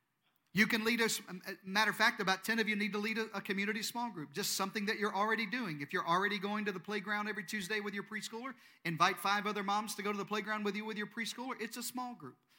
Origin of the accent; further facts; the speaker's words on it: Eastern Arkansas, United States; moved away; I'm from Eastern Arkansas